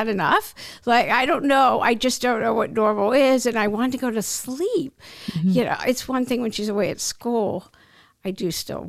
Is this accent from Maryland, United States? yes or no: yes; Maryland, United States; moved away; also born or lived in Miami / Los Angeles; I'm from the DC area. I'm from Maryland.